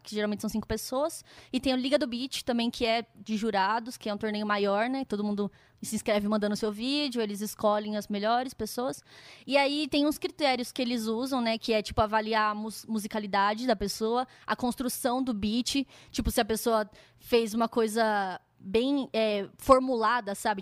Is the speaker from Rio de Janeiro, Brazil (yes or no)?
no; Campinas, São Paulo, Brazil; moved away as an adult; now in São Paulo, Brazil; Eu sou de Campinas, né, que é uma cidade interior, e eu vim morar em São Paulo para fazer faculdade